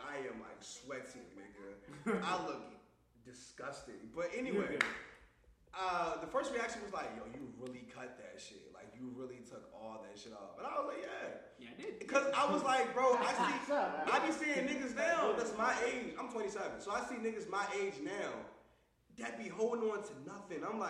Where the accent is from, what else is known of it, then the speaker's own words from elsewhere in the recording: Baltimore, Maryland, United States; moved away; also born or lived in Jackson Wood; I'm originally from Baltimore